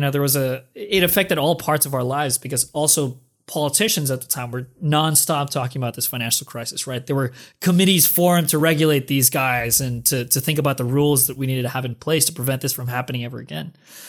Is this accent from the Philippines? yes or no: yes; Philippines; moved away as an adult; now in United States; came to the US 2011, right? Right after the financial crisis, which, by the way, was unknown to me. I'm from the Philippines.